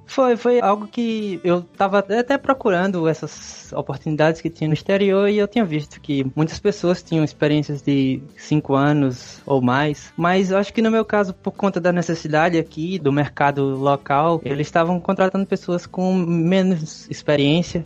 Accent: Cajazeiras, Paraíba, Brazil; moved away as an adult; also born or lived in Campina Grande, Brazil; now in Malta; Eu sou de uma cidade chamada Cajazeiras, no interior da Paraíba, já próximo à divisa do Ceará. Uma cidade pequena, tem uns 60 mil habitantes. Eu passei lá a maior parte da minha vida.

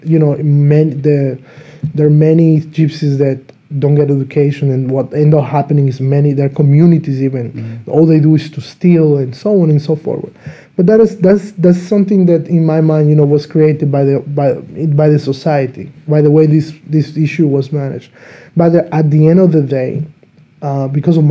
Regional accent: Dominican Republic; now in Slovakia; I'm from Dominican Republic

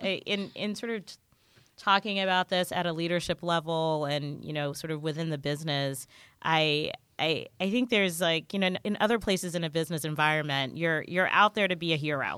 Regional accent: Jamaica; now in California, United States; I grew up in Jamaica, I'm Jamaican.

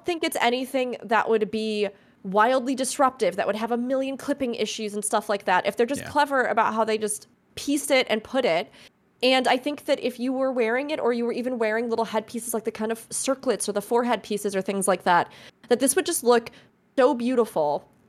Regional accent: Midwest, United States; Well, that's also because I know you're from the Midwest, Fusion, as I am, so...

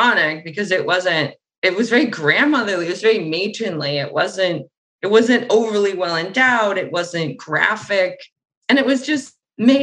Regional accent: Boston, Massachusetts, United States; I was from Boston

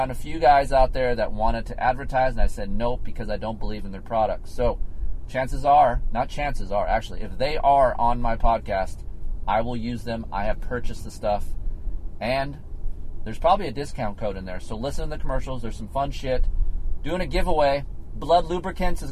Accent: United States; I'm an American

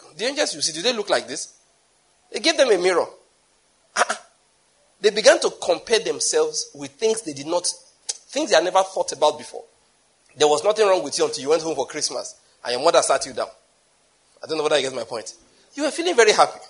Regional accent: Nigeria; I'm a Nigerian

